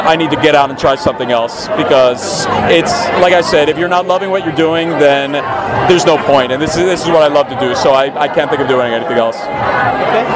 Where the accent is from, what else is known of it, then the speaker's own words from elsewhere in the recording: Philadelphia, Pennsylvania, United States; moved away as an adult; also born or lived in New York; now in Los Angeles, United States; I'm an East Coaster from Philadelphia, lived in New York for a while